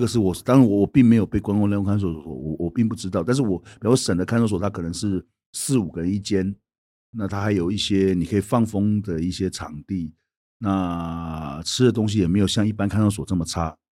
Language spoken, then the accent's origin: Chinese; Taiwan; 我们是，台湾人是外人，我们并不是中国人